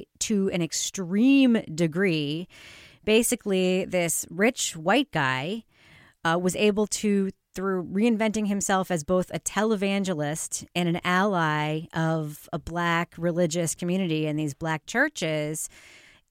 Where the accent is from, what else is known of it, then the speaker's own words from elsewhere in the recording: New York, United States; I grew up in New York. I was a kid when it happened.